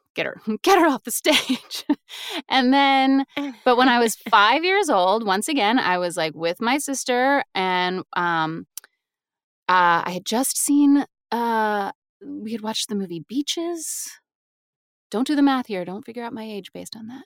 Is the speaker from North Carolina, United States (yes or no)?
yes; Raleigh, North Carolina, United States; moved away as an adult; now in New York, United States; I'm from Raleigh, uh, North Carolina